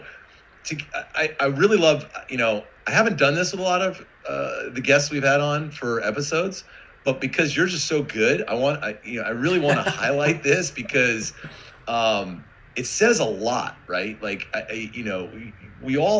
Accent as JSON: {"language": "English", "area": "Westchester County", "region": "New York", "country": "United States", "tie": "born or raised there", "said": "I'm a kid from New York, from Westchester County."}